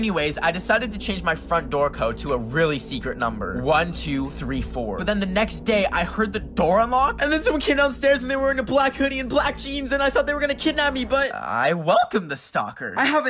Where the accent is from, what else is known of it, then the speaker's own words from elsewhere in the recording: Canada; I'm a Canadian, and this is my Canadian passport, and this is my Canadian passport picture.